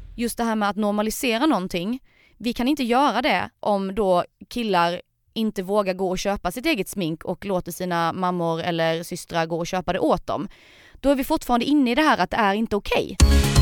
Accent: Sölvesborg, Blekinge, Sweden; Jag är från eh, Sölvesborg

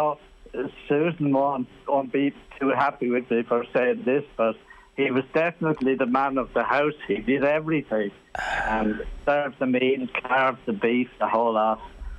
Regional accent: Ireland; I'm an Irish jockey.

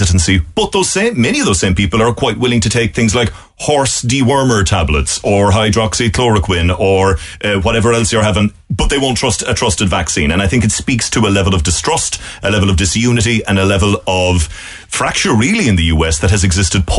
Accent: Ireland; moved away as an adult; now in Washington, United States; the Irish journalist

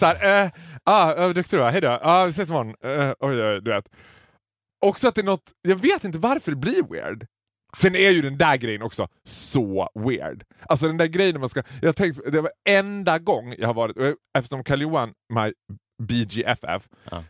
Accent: Borlänge, Dalarna County, Sweden; jag kommer från Borlänge.

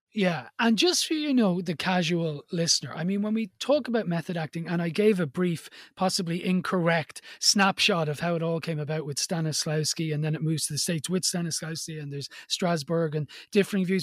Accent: Ireland; I'm Irish-born Catholic.

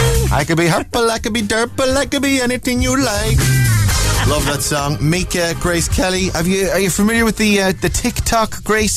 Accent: South Africa; I suppose you get that where being a South African, you're asked, do you know any other South Africans?

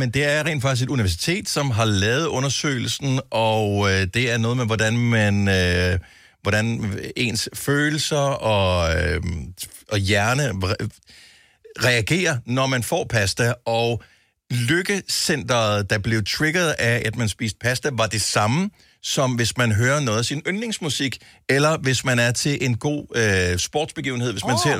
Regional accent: Denmark; Jamen altså, vi er jo danskere.

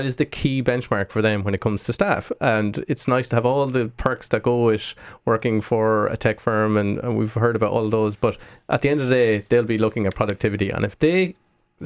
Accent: Midlands, Ireland; now in Dublin, Ireland; I live in Dublin, but I'm from the Midlands.

